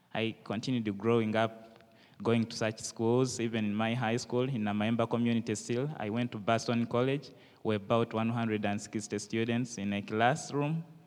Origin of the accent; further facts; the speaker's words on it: Uganda; I am from Uganda.